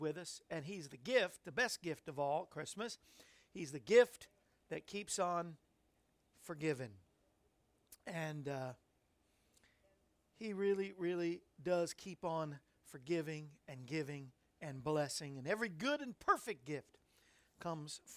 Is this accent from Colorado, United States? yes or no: no; Florida, United States; I grew up in Florida